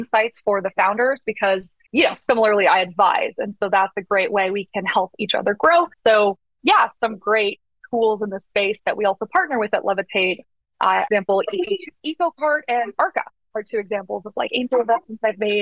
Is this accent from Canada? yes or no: yes; Canada; moved away as an adult; now in United States; I'm from Canada originally